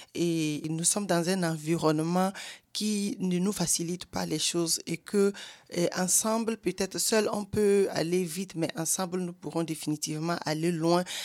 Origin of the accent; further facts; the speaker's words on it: Togo; now in Germany; au Togo et dans mon pays natal